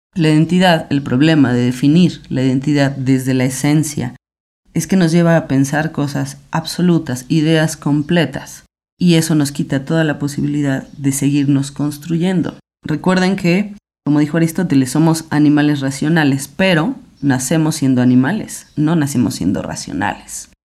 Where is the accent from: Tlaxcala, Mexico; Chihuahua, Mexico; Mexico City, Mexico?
Mexico City, Mexico; soy filósofa, soy mujer, tengo 36 años, soy de la Ciudad de México